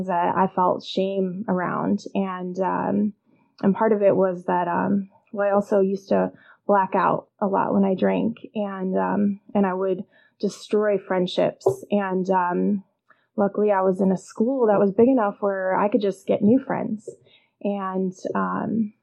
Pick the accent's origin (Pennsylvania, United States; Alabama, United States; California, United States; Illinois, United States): Illinois, United States; I grew up in Illinois